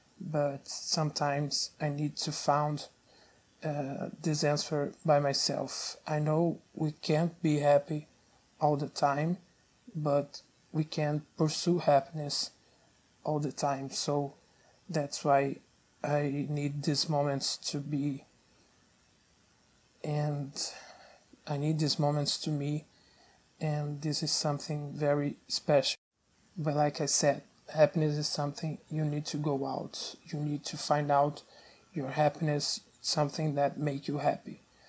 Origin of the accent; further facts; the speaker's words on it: Brazil; I'm from Brazil.